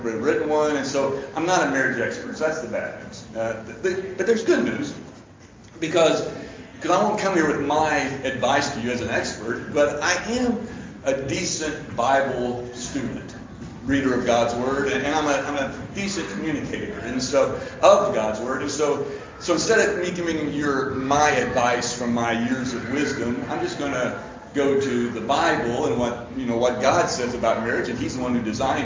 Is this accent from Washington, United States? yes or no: no; Lexington, Kentucky, United States; moved away as an adult; now in Louisville, United States; I'm from Lexington. I went to James Lane Allen and Beaumont and Lafayette and graduated from UK and worked at UK.